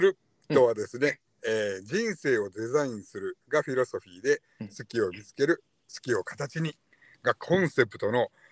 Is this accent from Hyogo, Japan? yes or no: yes; Hyogo, Japan; also born or lived in Nara Prefecture; now in Nara, Japan; お同じ兵庫県出身でございますが今は奈良県の方で